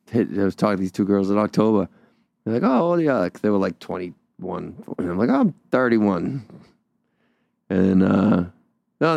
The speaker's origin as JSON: {"language": "English", "town": "Wakefield", "region": "Massachusetts", "country": "United States", "tie": "born or raised there", "said": "I'm from Wakefield"}